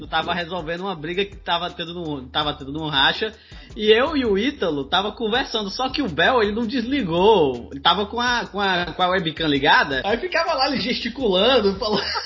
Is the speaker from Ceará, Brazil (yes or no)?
yes; Ceará, Brazil; eu sou cearense